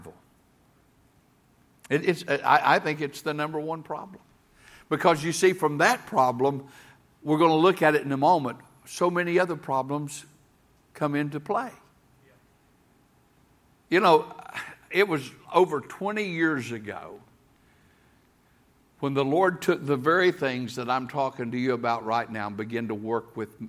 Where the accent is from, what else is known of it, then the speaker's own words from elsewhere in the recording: Tennessee, United States; I'm a hillbilly from Tennessee